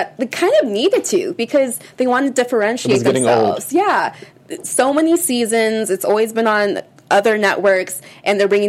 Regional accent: Nigeria; We're both Nigerian

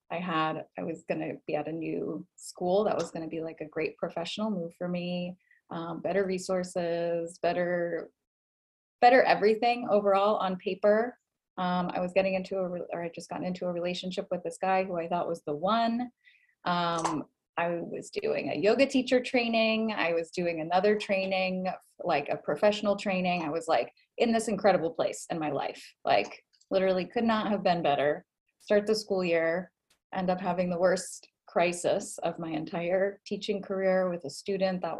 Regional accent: Boston, Massachusetts, United States; moved away; I am originally from Boston.

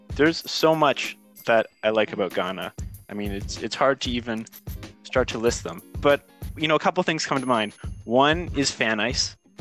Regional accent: Canada; I'm initially from Canada, so I'm back home in Canada now

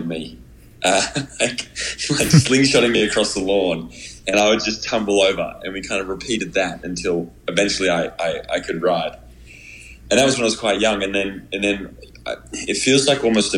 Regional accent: Australia; now in United States; I'm an Australian living in America

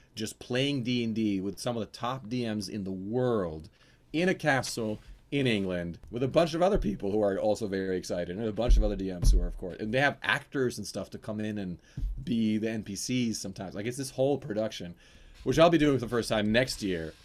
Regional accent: Norway; accent: Norwegian; my real Norwegian accent

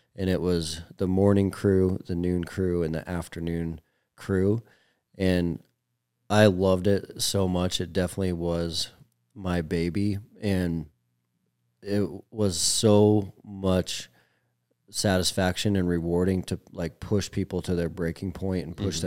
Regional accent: Billings, Montana, United States; I was a Montana kid, so I was born and raised in Billings

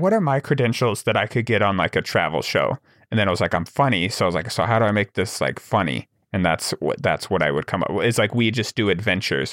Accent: Wyoming, United States; growing up in Wyoming

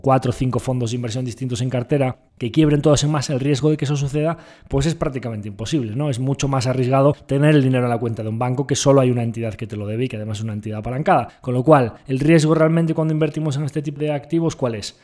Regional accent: Galicia, Spain; vamos a hablar como buen gallego

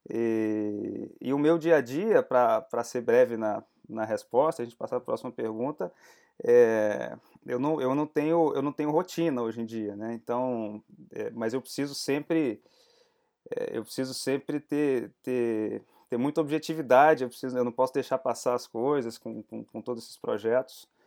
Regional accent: Espírito Santo, Brazil; also born or lived in Brasília; Morei em Brasília por 10 anos, mas sou capixaba, estou falando aqui do Espírito Santo, voltei para minha terrinha tem um ano.

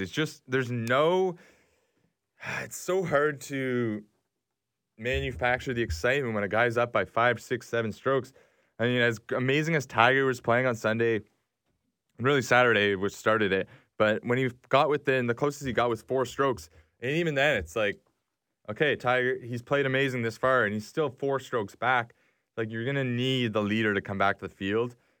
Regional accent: Canada; as a Canadian

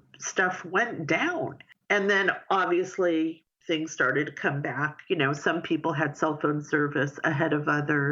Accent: New York, United States; moved away; also born or lived in Los Angeles / San Diego; I grew up in New York.

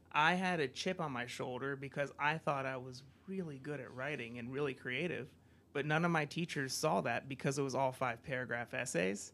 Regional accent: United States; moved away; I come from the States

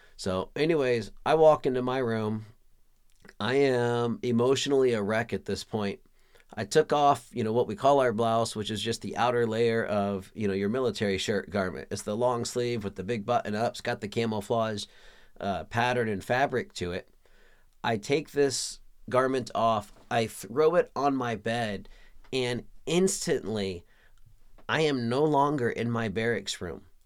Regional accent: Pflugerville, Texas, United States; moved away as an adult; also born or lived in San Diego, California; I was raised in the Austin, Texas region, a little town called Pflugerville, Texas

